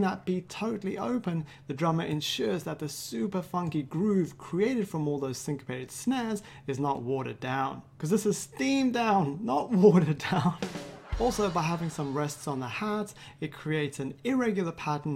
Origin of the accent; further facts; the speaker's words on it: London, United Kingdom; London, which is my hometown